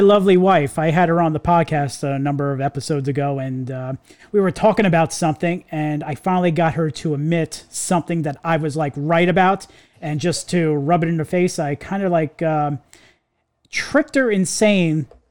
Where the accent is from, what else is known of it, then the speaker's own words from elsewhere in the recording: New York, United States; we went to the same school together growing up in New York